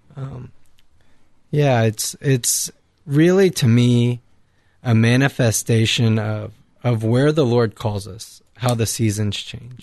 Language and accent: English; Victoria, Texas, United States; moved away; from the Diocese of Victoria in Texas